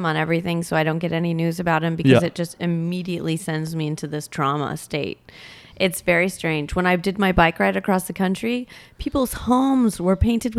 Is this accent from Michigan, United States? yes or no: yes; Michigan, United States; I'm from Michigan, yes.